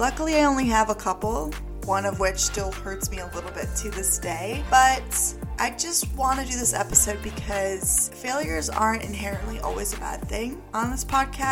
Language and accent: English; Beloit, Wisconsin, United States; I grew up in Beloit, Wisconsin, and I lived on the west side of town